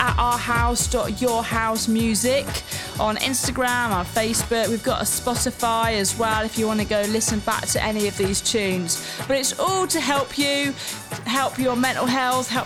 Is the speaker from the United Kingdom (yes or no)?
yes; Manchester, North West England, United Kingdom; I'm from Manchester, UK, and I'm a DJ there